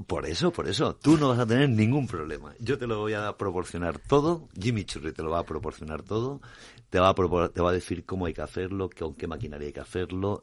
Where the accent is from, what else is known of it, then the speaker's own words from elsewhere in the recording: Alicante, Valencian Community, Spain; Mediterráneo donde yo vengo, soy, soy de Alicante